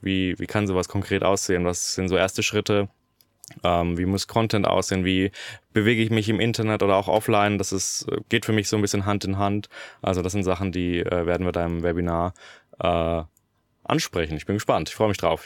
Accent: Germany; ich als Deutscher

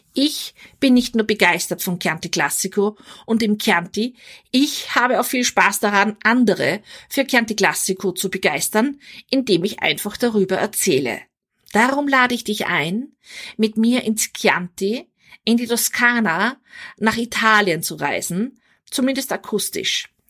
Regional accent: Vienna, Austria; also born or lived in Weinviertel, Austria; now in Salzburg, Austria; Geboren und aufgewachsen bin ich in Wien

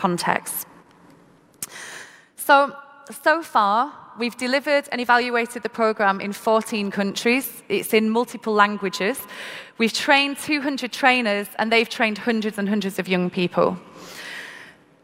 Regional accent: Manchester, North West England, United Kingdom; I'm from Manchester in the UK and had the opportunity to go to school and be educated.

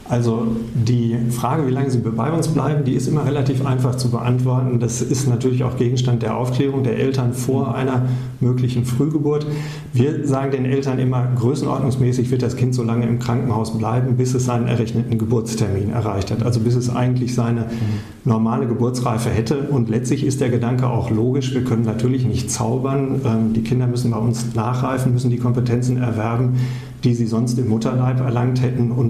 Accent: North Rhine-Westphalia, Germany; Das erlebt man, ähm, wenn man aus dem Ruhrpott kommt, erst im Rheinland. Ja. Also da wird man als Westfale identifiziert

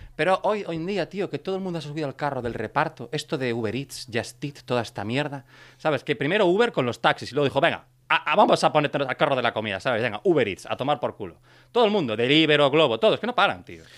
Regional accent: Brión, Galicia, Spain; now in Catalonia, Spain; en mi pueblo, en Brión, la última vez que fui a Brión

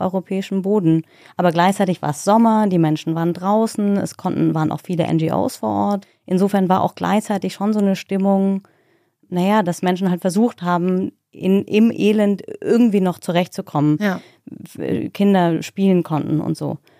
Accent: Germany; ich bin Deutsche

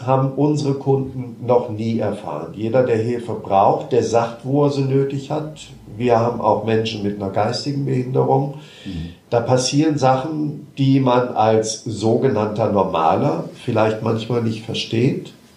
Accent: Marburg, Hesse, Germany; ich komme aus Marburg, bin dort auch geboren

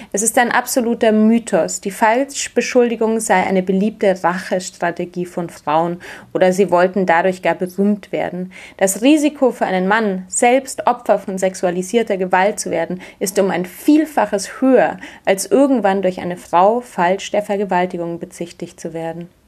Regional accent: Munich, Bavaria, Germany; Ich bin in München aufgewachsen

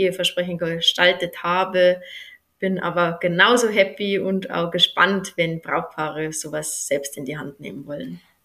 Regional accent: near Mühldorf am Inn, Bavaria, Germany; accent: Upper Bavarian; now in Eschenbach, Germany; ich habe einen oberbayerischen Dialekt. Hm, ich komme gebürtig aus der Nähe von Mühldorf am Inn

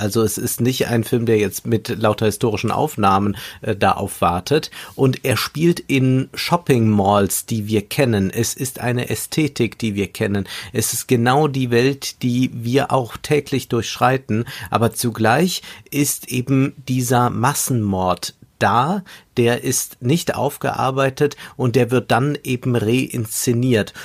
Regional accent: Germany; für uns nochmal äh, als Deutsche

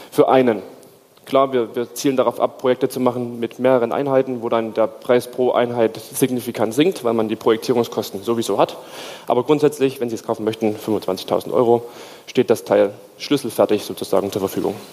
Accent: Stuttgart, Baden-Württemberg, Germany; Wie schon gesagt, ich komme aus Stuttgart, also da müssten Sie die Stadt zupflastern.

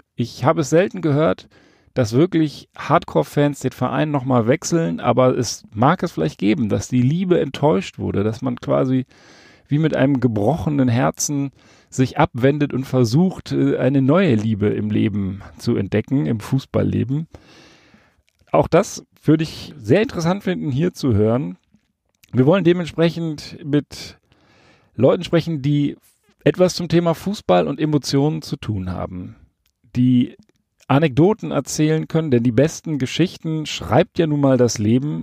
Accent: Hesse, Germany; also born or lived in Berlin; now in Rhineland, Germany; Als ich mit circa vier Jahren von Berlin nach Hessen gezogen wurde mit meinen Eltern, kam ich in ein kleines Kaff

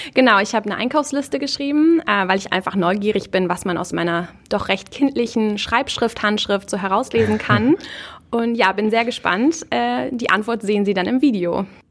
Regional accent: Marne, Schleswig-Holstein, Germany; Ich bin in Mahne geboren und aufgewachsen

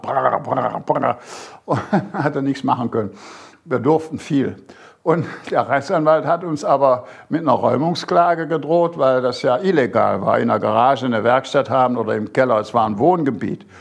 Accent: Bergisches Land, North Rhine-Westphalia, Germany; moved away as an adult; also born or lived in Großaspach, Baden-Württemberg; now in Burgstall, Germany; meine Heimat im Bergischen Land

